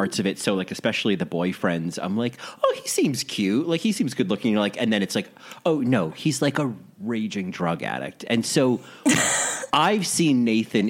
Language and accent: English; New Jersey, United States; I'm from New Jersey